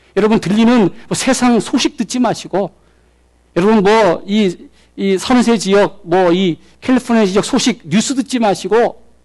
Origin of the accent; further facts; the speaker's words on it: South Korea; now in United States